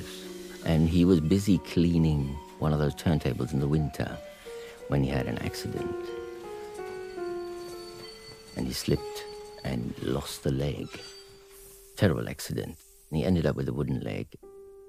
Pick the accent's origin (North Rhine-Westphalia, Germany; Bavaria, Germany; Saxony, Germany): North Rhine-Westphalia, Germany; Gronau; a border town, which is my hometown. Gronau is a small place on the Dutch border.